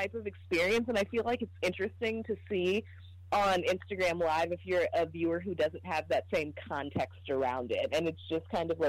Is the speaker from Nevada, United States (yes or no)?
no; Los Angeles, California, United States; now in Boston, United States; I'm from Los Angeles.